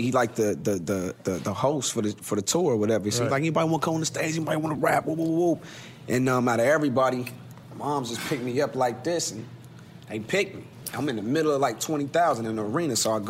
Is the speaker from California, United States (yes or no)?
no; Columbus, Ohio, United States; my hometown in Columbus, Ohio